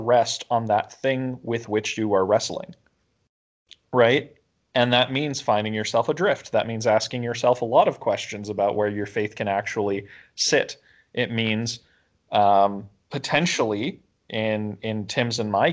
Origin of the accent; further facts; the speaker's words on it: Canada; as Canadians and as Canadian Christians